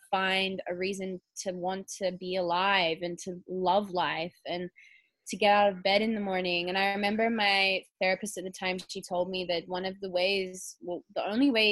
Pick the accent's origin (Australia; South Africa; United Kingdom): Australia; Perth, Western Australia; I was born in Australia, in Western Australia, the same place as you in Perth